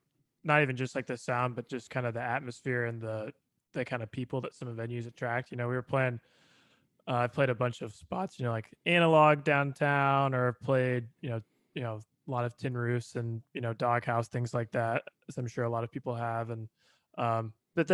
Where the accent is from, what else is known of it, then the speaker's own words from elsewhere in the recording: Bloomington, Indiana, United States; moved away as an adult; now in Nashville, United States; I grew up in Bloomington, Indiana